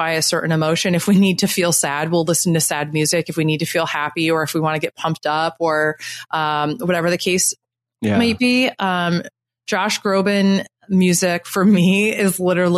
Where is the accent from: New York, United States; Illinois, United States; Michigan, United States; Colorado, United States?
New York, United States; Syracuse; moved away as an adult; now in Brooklyn, United States; I grew up, I was born in Syracuse, New York, and I lived in the Syracuse area and then about 2 hours north of Syracuse for most of my life